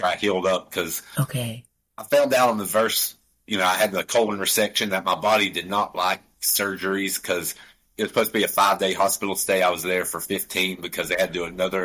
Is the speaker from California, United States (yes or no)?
no; Canton, North Carolina, United States; accent: Appalachian; I'm about 25 minutes west of there in a super small town called Canton, North Carolina